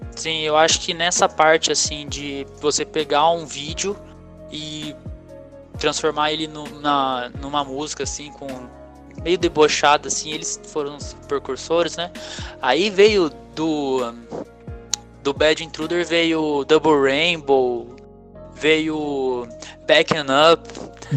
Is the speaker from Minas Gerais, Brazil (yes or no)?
no; Pindamonhangaba, São Paulo, Brazil; Sou de Pindamangaba, São Paulo.